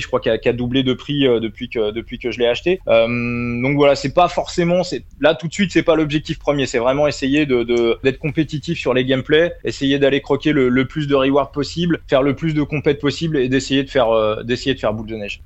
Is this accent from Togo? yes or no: no; Saint-Germain-en-Laye, Île-de-France, France; Je suis né à Saint-Germain-en-Laye, juste à côté du camp des loges. Voilà, j'ai vécu, j'ai grandi à côté.